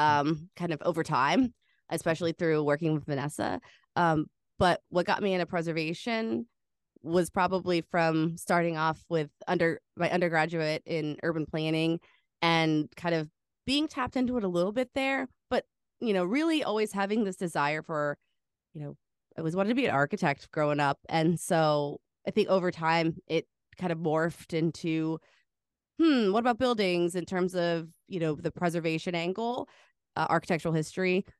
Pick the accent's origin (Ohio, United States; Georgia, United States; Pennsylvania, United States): Ohio, United States; Cincinnati; Cincinnati, um, where I, I live